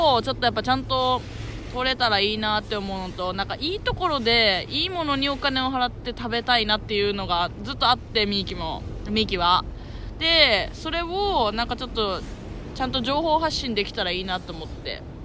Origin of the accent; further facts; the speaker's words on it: Urasoe, Okinawa, Japan; 浦添出身だからね。浦添にいたんだけど、今まで。